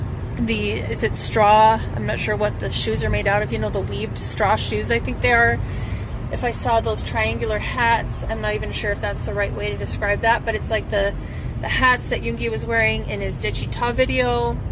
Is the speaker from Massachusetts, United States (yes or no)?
no; Wisconsin, United States; I'm from Wisconsin